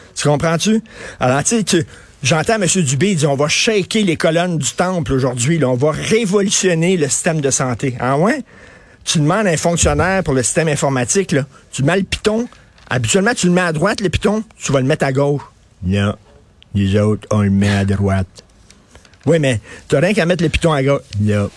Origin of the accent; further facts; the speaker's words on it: Montreal, Quebec, Canada; je viens de Verdun